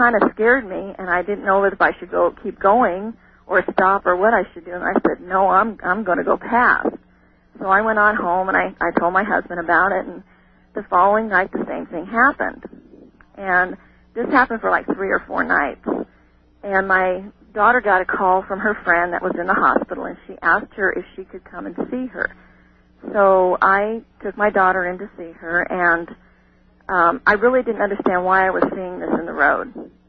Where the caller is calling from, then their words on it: Crowheart, Wyoming, United States; also born or lived in Oregon; I'm calling from Crowheart, Wyoming.